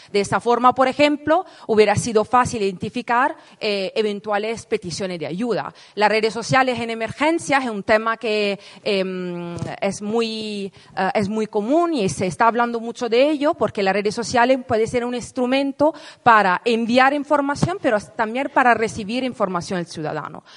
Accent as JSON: {"language": "Spanish", "country": "Italy", "second_language": "Spanish", "moved": "as an adult", "lives_now": "Madrid, Spain", "said": "yo soy italiana, me mudé hace 10 años aquí en Madrid para estudiar un máster en investigación."}